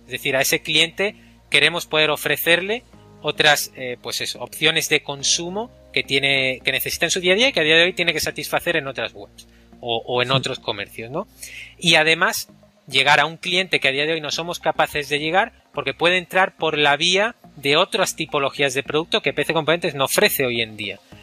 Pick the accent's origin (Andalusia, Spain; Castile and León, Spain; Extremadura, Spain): Andalusia, Spain; Málaga; moved away as an adult; also born or lived in Grenoble, France; Soy malagueño